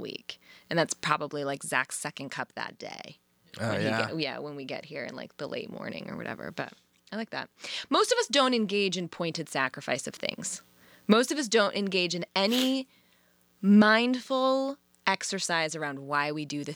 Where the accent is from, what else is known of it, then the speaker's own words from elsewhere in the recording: Chicago, Illinois, United States; I'm a Chicagoan